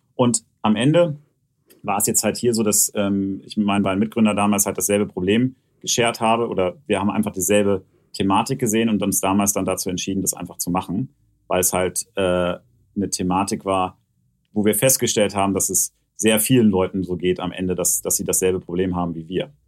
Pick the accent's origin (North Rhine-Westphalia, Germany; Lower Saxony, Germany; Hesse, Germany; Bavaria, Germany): Lower Saxony, Germany; Hanover; ich komme ja gebürtig aus Hannover